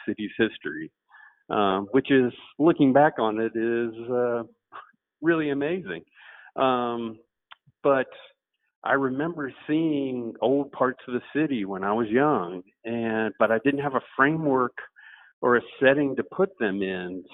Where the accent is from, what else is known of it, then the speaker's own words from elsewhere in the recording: Atlanta, Georgia, United States; I grew up here in Atlanta